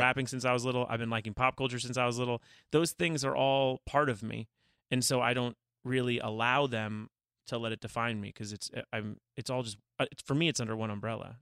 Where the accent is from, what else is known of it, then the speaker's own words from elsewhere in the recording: Calabasas, California, United States; growing up in Calabasas